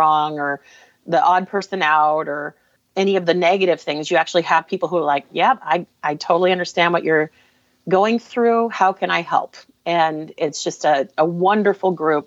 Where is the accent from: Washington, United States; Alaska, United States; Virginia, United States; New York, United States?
Alaska, United States; now in Portland, United States; I grew up in Alaska, but my family is all Portland people